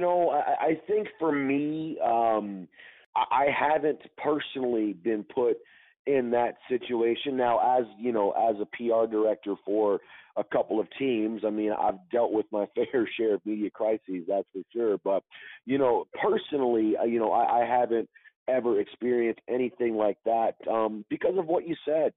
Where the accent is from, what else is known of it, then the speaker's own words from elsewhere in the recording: Detroit, Michigan, United States; growing up in Detroit